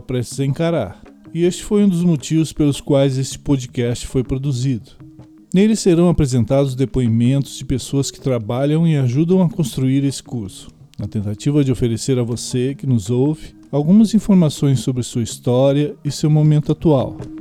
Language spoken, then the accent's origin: Portuguese; Pelotas, Rio Grande do Sul, Brazil; sou pelotense e tenho 49 anos